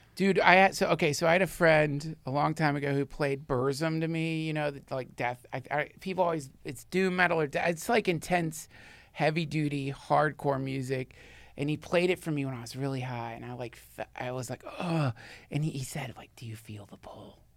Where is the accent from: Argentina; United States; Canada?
United States; the South; I grew up in the South